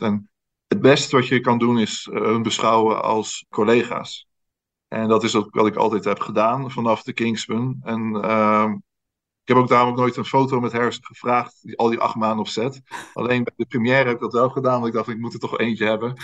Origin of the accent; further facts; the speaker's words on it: Netherlands; als Nederlander